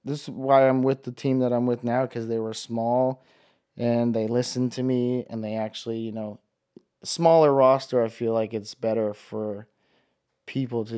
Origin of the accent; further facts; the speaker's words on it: Hawaii, United States; growing up in Hawaii, you grow up surfing